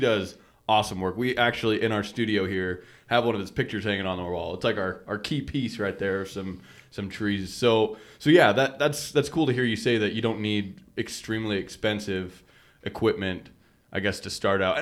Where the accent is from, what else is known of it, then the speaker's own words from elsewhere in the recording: Sugar City, Idaho, United States; We all grew up in Sugar City.